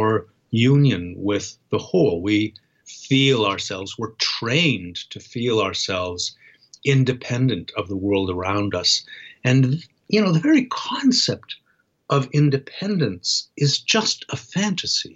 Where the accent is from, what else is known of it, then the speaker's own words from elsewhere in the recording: Toronto, Ontario, Canada; the harbor in my hometown, Toronto